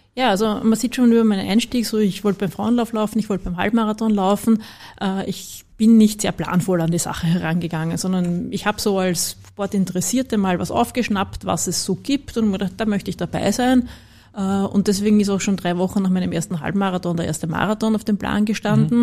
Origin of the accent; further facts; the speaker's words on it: Vienna, Austria; für mich als Wienerin